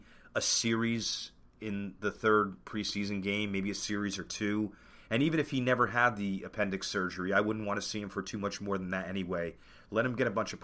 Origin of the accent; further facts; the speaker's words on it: New Jersey, United States; I am from New Jersey